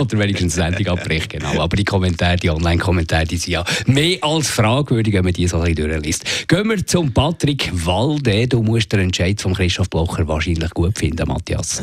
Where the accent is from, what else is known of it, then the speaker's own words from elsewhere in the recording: Zürcher Unterland, Zurich, Switzerland; Ich komme aus dem Zürich-Unterland